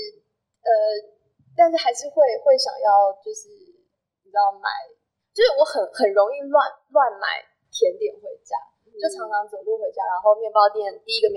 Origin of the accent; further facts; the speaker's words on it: Taiwan; 可是身为台湾人，就是做台湾公民，